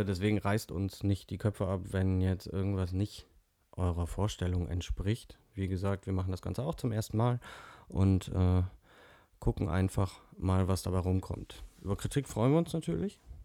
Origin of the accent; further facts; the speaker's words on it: North Rhine-Westphalia, Germany; komme auch aus Nordrhein-Westfalen